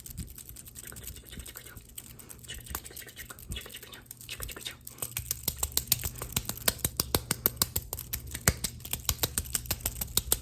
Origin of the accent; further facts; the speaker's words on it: the South, United States; I'm just a little Colombianita that grew up in the South